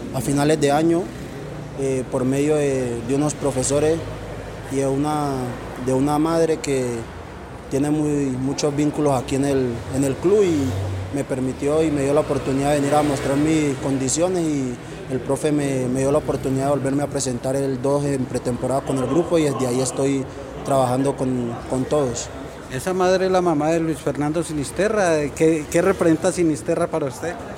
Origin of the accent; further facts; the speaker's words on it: Puerto Tejada, Cauca, Colombia; now in Manizales, Colombia; soy de Puerto Tejada, Cauca, de la vereda Perico Negro